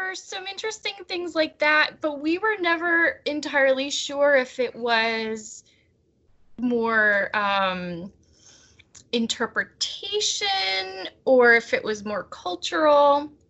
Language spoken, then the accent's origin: English; Pennsylvania, United States; I came from Pennsylvania to Tucson to see my boyfriend